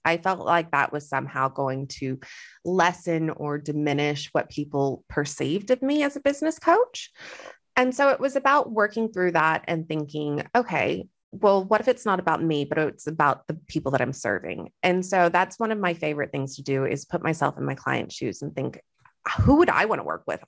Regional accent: Texas, United States; moved away as an adult; also born or lived in Western Australia; now in Australia; I am Texan.

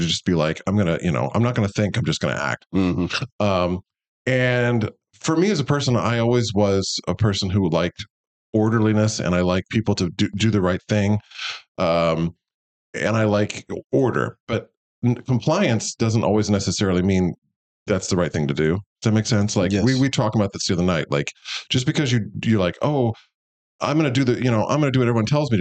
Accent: Kansas City, Missouri, United States; moved away as an adult; also born or lived in Iowa / Boston; I grew up here in Missouri. I grew up in South Kansas City.

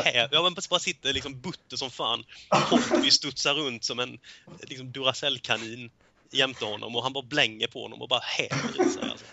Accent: Småland, Sweden; som smålänning som jag är

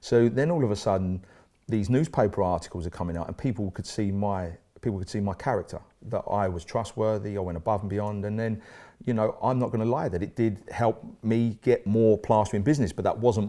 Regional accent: East of England, United Kingdom; now in Swansea, United Kingdom; So I had to make a fresh start, and I came from Essex to Swansea, which is where I'm now living with my beautiful wife Emma

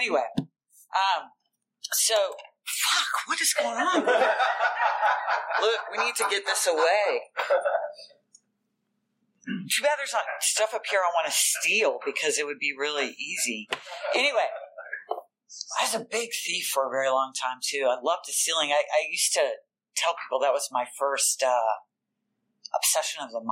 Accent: Richmond, Virginia, United States; I'm from Richmond, Virginia

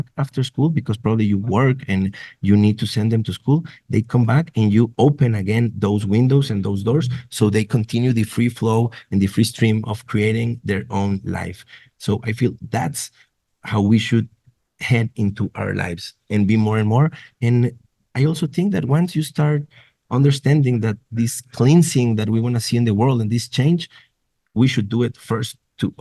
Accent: Nuevo Laredo, Tamaulipas, Mexico; I'm originally from Nuevo Laredo in border with Laredo, Texas

